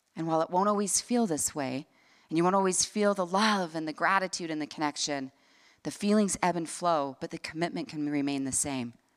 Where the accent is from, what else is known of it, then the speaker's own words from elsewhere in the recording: Salt Lake City, Utah, United States; I grew up here in Salt Lake City, Utah